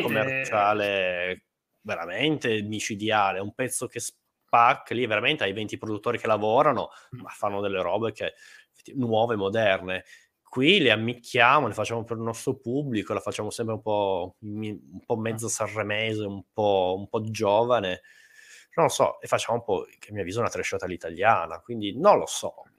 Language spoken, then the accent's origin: Italian; Turin, Piedmont, Italy; io sono di Torino.